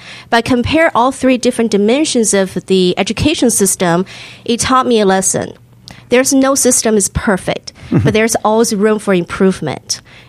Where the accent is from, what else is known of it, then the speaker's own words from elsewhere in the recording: Hong Kong; also born or lived in China; now in United States; And I'm also, I'm a first generation immigrant. So I was born in China, raised in Hong Kong.